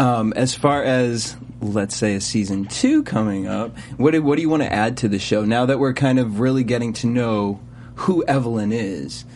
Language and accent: English; East Coast, United States; now in Los Angeles, United States; I'm from the East Coast, and so I know coming over to LA, there's a lot of adjustments.